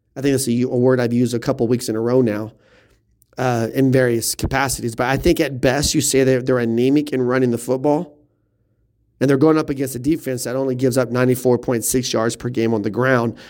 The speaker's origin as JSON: {"language": "English", "region": "Oklahoma", "country": "United States", "accent": "Oklahoma", "said": "my Oklahoma accent"}